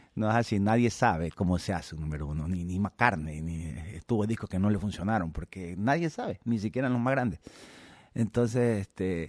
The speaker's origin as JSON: {"language": "Spanish", "country": "Ecuador", "said": "soy ecuatoriano"}